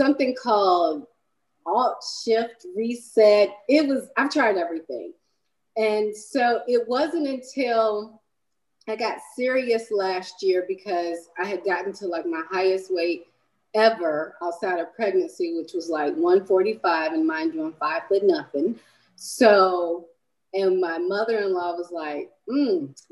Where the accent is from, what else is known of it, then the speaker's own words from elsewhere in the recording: Michigan, United States; I was born in Michigan